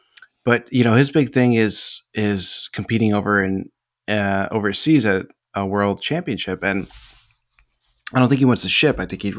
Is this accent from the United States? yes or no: yes; United States; We're American.